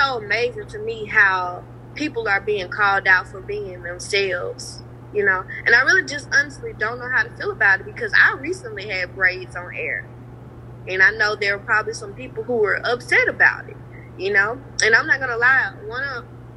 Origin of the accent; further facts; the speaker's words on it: Rosedale, Mississippi, United States; also born or lived in Clarksdale, Mississippi; I was born in Clarksdale, lived there until I was about 7, moved to Rosedale. I graduated from Rosedale